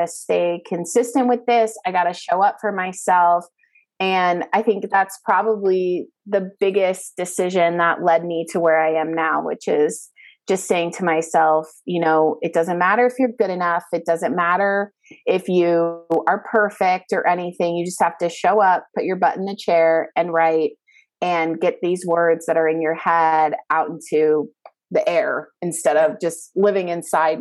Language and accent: English; Bay Area, outside San Francisco, California, United States; moved away as an adult; also born or lived in Calabasas, Los Angeles; I'm from the Bay Area, up in like a little outside of San Francisco, so California.